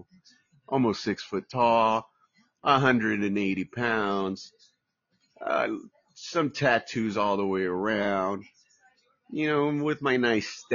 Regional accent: Santa Ana, California, United States; now in Palm Springs, United States; I grew up in Orange County, birthplace Orange County, What's up to all my people of OC, Orange, Santa Ana, all my Santa Ana boys, because that's where I grew up

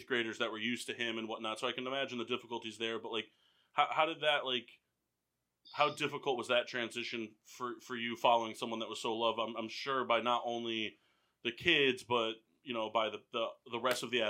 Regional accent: Middletown, Connecticut, United States; I grew up in Middletown, which very culturally diverse.

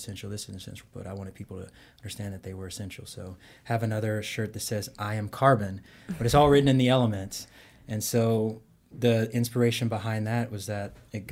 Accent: Texas, United States; moved away as an adult; also born or lived in Kentucky / Tennessee / Baltimore; now in Georgia, United States; originally I'm from Texas

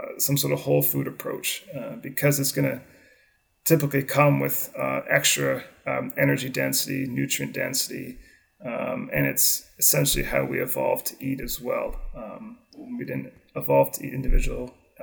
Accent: Canada; growing up in Canada, hockey was my sport, ice hockey

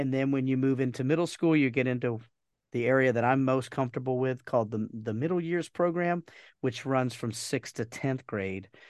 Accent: Georgia, United States; moved away as an adult; also born or lived in Bermuda; we moved back to the United States to, to my home, my home state of Georgia

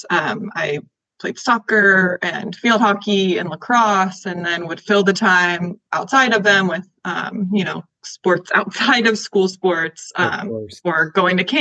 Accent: Encinitas, California, United States; moved away as an adult; now in San Francisco, United States; I grew up in North County, San Diego, in Encinitas, so on the beach

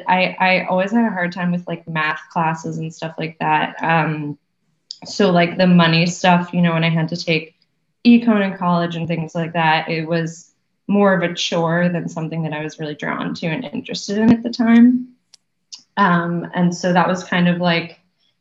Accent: Wellesley, Massachusetts, United States; moved away as an adult; now in New York City, United States; I'm from Wellesley also. I grew up, I've actually always lived in that town. So my parents still live there in the same house that I was born in.

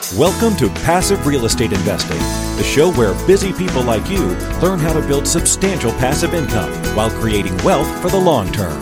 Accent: Minnesota, United States; I'm a child of immigrants. I'm, you know, I, I grew up in Minnesota.

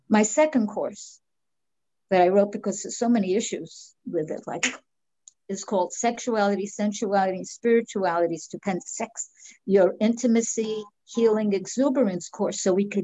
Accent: New York, United States; That's how you know I'm from New York.

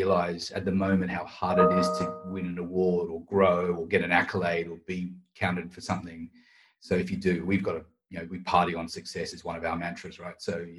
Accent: Australia; being right. Australian. And not even being Australian, I never barbecued back home

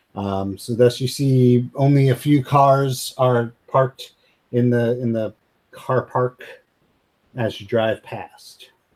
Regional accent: United States

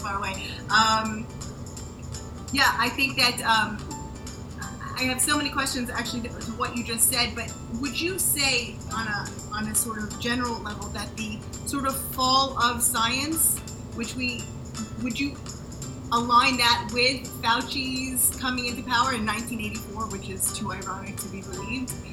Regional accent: United States; moved away as an adult; now in Israel; I was born in the States, uh, just outside DC

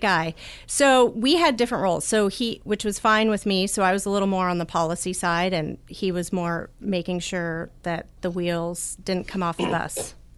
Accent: United States; growing up in the United States

